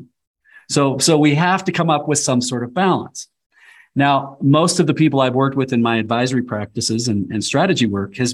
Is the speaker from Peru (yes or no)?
no; Nebraska, United States; also born or lived in Colorado; I was born and raised in Nebraska, and we live half-time in Nebraska now and half-time in the high country of Colorado